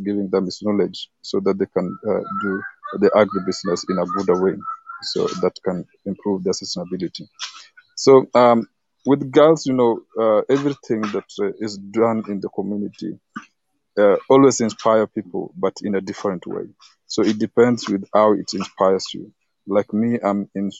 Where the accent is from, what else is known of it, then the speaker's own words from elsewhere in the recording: Kenya; I'm from Kenya.